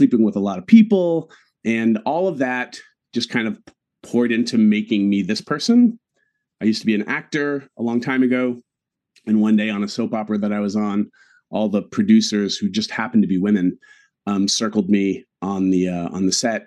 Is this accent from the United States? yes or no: yes; New England, United States; growing up in New England